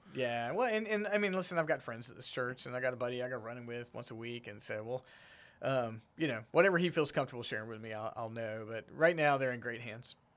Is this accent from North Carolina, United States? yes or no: yes; Smithfield, North Carolina, United States; moved away as an adult; also born or lived in Garner, North Carolina / Raleigh, North Carolina / Rocky Mount, North Carolina; now in Fredericksburg, United States; I grew up in Smithville, which is right there on the I ninety-five